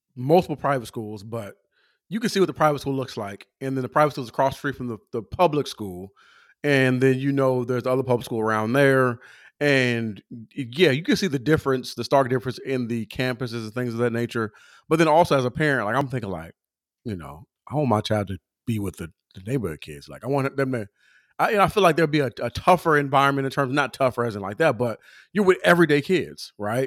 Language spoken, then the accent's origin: English; Southern California, United States; I'm from Southern California